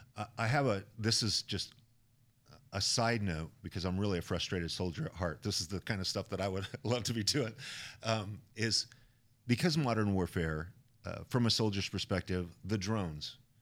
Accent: Idaho, United States; I come from Idaho, guns are a part of life.

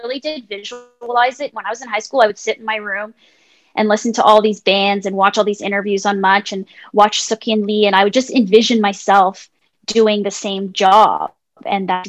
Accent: Mississauga, Ontario, Canada; moved away; also born or lived in Vancouver; I am originally from Mississauga

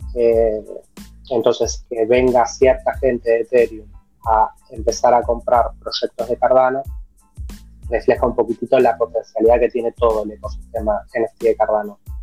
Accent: Argentina; nosotros que somos de Argentina

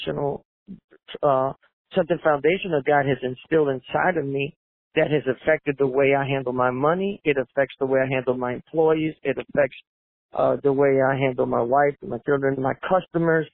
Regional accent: New Orleans, Louisiana, United States; also born or lived in Puerto Rico; I was born in 1970 in Puerto Rico, and then, well, we moved back to New Orleans, so I was raised there

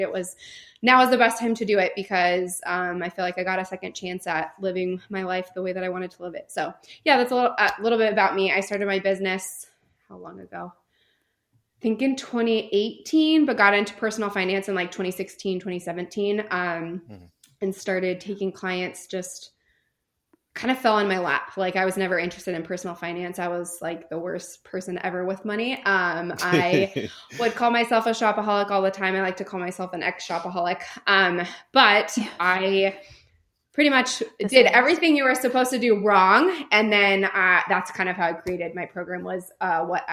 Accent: California, United States; moved away as an adult; now in North Carolina, United States; I am originally from California. I lived there for 26 years

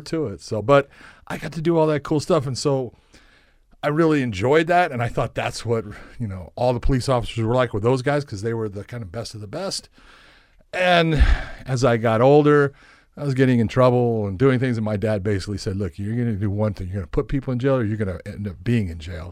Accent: Los Angeles, California, United States; born or raised there; moved away as an adult; also born or lived in La Puente, California

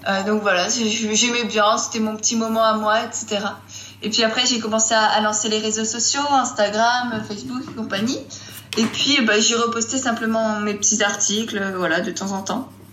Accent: Strasbourg, Grand Est, France; moved away as an adult; now in Grenoble, France; je viens de Strasbourg

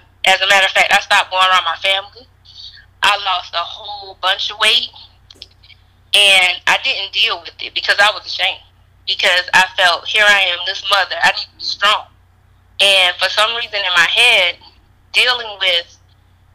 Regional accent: Sumter, South Carolina, United States; moved away as an adult; also born or lived in Charlotte, North Carolina; I am from Sumter, South Carolina. I've been living in Charlotte for the last 15 years, then I moved back to South Carolina.

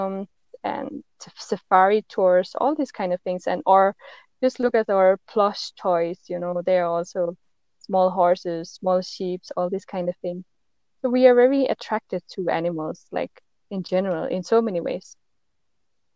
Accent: Denmark; I am from Denmark

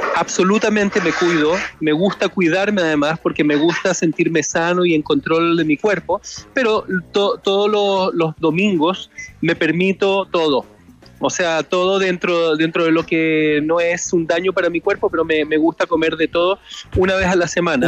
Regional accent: Chile; now in Los Angeles, United States; muy contento también de estar en mi país. que no visitaba desde hace un año y medio

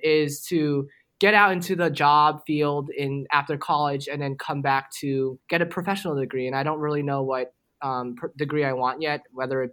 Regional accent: Jericho, New York, United States; moved away as an adult; now in Nashville, United States; I'm originally from Jericho, New York, which is a small suburb outside New York City

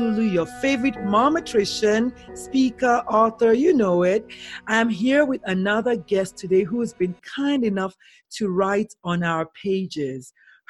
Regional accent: Nigeria; now in San Antonio, United States; I'm Nigerian and I'm Igbo, and there's certain words I can say in Igbo that I just don't have the word in English.

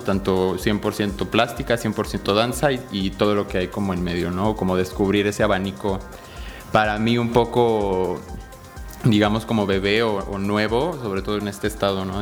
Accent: Mexico City, Mexico; now in Querétaro, Mexico; yo nací en la Ciudad de México, pero llevo radicando aquí en Querétaro alrededor de 18 años

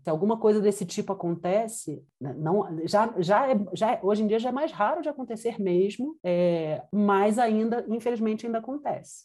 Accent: Rio de Janeiro, Brazil; moved away as an adult; also born or lived in Brasília / Buenos Aires / Mexico City; now in Quito, Ecuador; Eu sou carioca, enfim, estava no Rio, morava no Rio.

